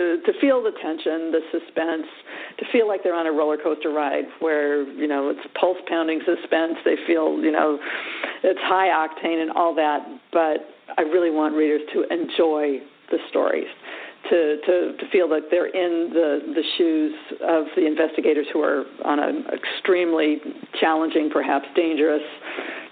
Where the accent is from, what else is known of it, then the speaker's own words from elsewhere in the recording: California, United States; I grew up in California